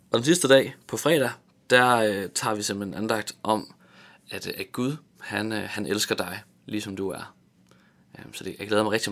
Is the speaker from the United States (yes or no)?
no; Tanzania; Jeg voksede op i Tanzania i Østafrika, {S1} ja. hvor mine {S2} forældre de var missionærer for Luthers Mission